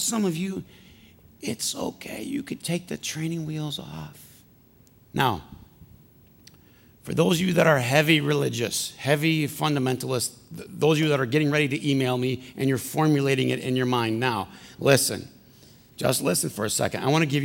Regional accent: Flint, Michigan, United States; I'm from Flint.

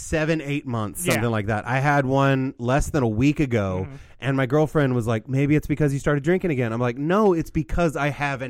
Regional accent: Midwest, United States; we grew up in the Midwest

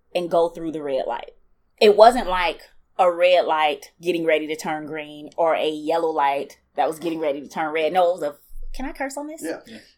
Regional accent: Milwaukee, Wisconsin, United States; Born and raised in Milwaukee

